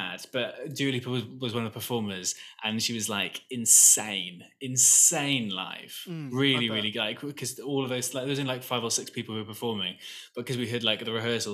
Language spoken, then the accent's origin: English; Wales, United Kingdom; there's this North Welsh, so I'm from Wales.